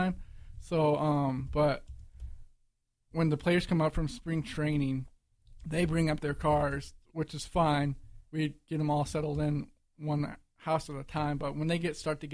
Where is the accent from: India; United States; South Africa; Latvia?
United States; Illinois; I was born and raised in Illinois